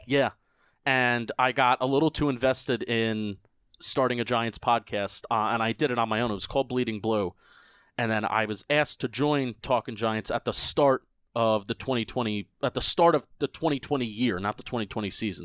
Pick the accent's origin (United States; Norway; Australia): United States; New Jersey; I'm I'm from Jersey. Um, I, I I live and die by New Jersey